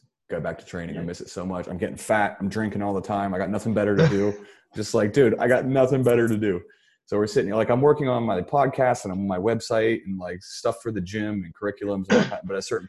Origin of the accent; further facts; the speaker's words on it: United States; now in Singapore; I'm an American. I moved out when I was 17. Here I am at 30 years old living with my wife's parents.